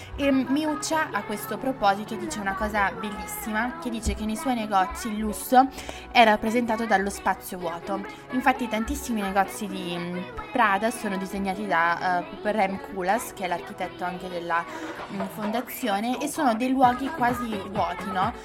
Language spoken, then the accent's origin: Italian; Legnano, Lombardy, Italy; Legnano, che è il mio paese di, mm, eh, origine